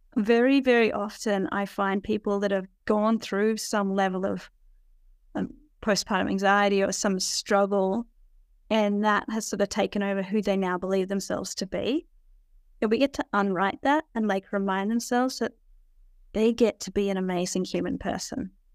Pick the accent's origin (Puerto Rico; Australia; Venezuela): Australia; I'm an Aussie